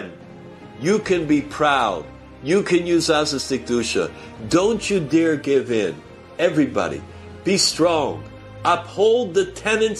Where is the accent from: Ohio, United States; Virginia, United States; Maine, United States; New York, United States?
New York, United States; I'm from New York, from the United States.